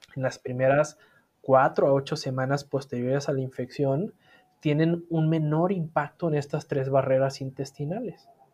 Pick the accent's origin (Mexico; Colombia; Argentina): Mexico; Sinaloa; mi ciudad, yo soy sinaloense